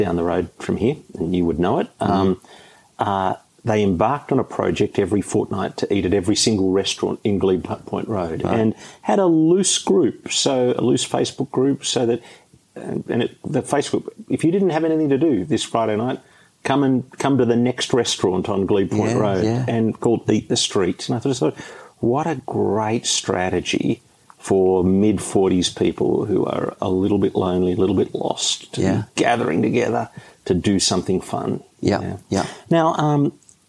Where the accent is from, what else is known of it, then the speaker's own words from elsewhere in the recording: Sydney, New South Wales, Australia; also born or lived in England; I was born in England too, but when we came to Australia, and I was four